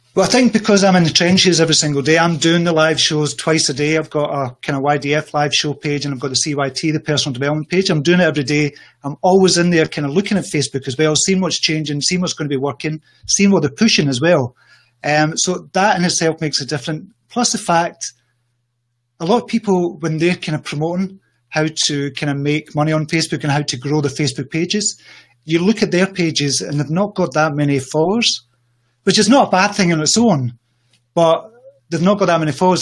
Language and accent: English; Scotland, United Kingdom; I come from Scotland.